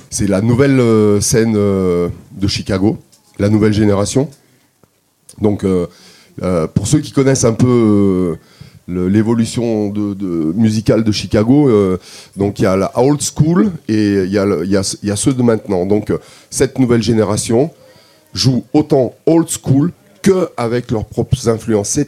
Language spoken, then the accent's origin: French; Armenia; je viens vraiment je, viens d'Arménie et il y a une il y a une richesse musicale